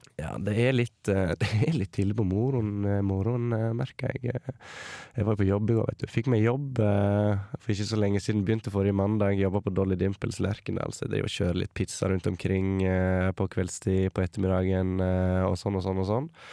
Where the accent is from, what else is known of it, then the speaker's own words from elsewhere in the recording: Sogndal, Vestland, Norway; also born or lived in Lærdal; jeg kommer fra Sogndal